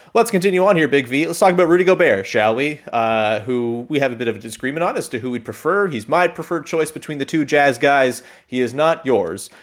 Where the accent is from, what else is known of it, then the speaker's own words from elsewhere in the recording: Hamilton, Ontario, Canada; my hometown Hamilton